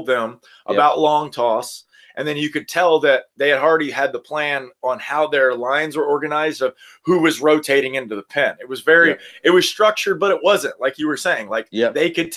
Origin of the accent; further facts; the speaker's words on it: Destin, Florida, United States; I'm from Destin, Florida, which is like 5 hours from Baton Rouge. And I grew up in the South